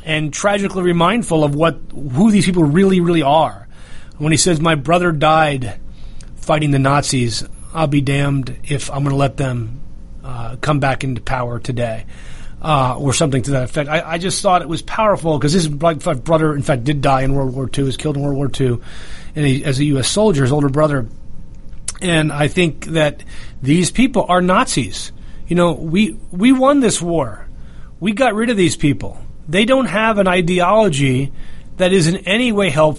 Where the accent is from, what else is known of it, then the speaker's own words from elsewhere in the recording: North Bergen, New Jersey, United States; moved away; also born or lived in upstate New York; the town that I grew up in New Jersey before I moved to upstate New York